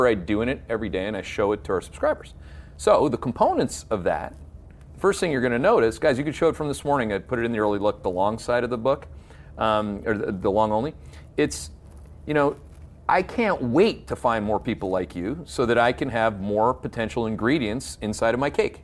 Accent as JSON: {"language": "English", "country": "Canada", "moved": "yes", "lives_now": "United States", "said": "I take great pride as a Canadian."}